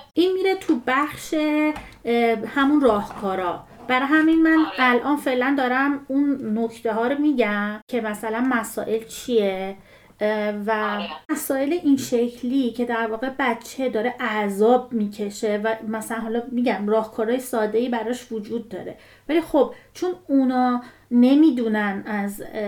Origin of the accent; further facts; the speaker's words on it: Iran; moved away as an adult; بازیایی که ما تو بچگیمون تو ایران میکردیم